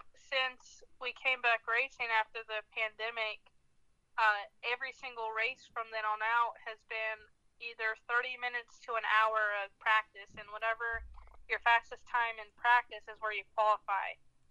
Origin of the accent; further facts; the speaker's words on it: Denver, North Carolina, United States; I get asked if I'm from Colorado several times, and no matter how many times I put Denver, North Carolina on something, I guess no one reads it right, and they always think Colorado.